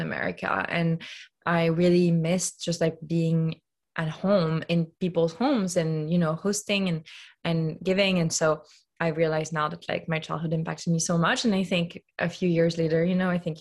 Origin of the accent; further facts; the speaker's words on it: Lyon, Auvergne-Rhône-Alpes, France; moved away; So I grew up in Lyon, which is a very food-centric city